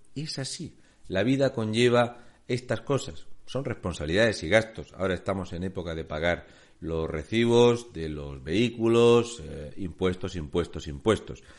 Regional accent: Spain; somos el peor país gestionado de Europa

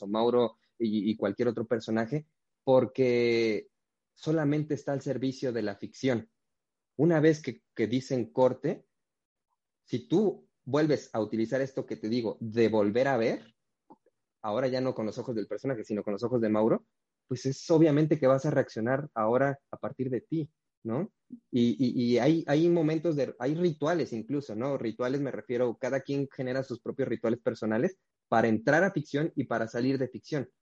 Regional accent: Huajuapan de León, Oaxaca, Mexico; moved away; yo soy de la ciudad de Guajuapan de León, que es, en el estado de Oaxaca

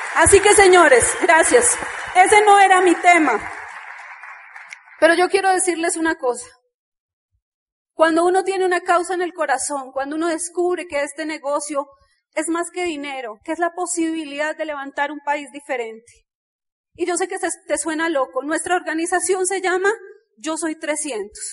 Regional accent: Bogotá, Colombia; nosotros nacimos en Ciudad Bolívar

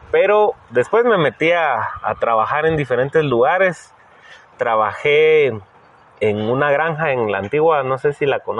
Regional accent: El Salvador; moved away as an adult; now in Guatemala

